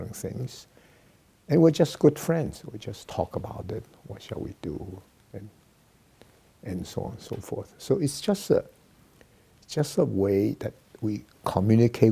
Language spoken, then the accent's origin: English; China; moved away as an adult; also born or lived in United States; China is my home country